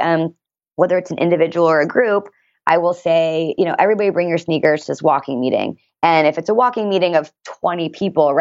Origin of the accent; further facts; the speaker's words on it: Washington, D.C., East Coast, United States; now in San Diego, United States; I'm also from the East Coast and I moved here from Washington, D.C.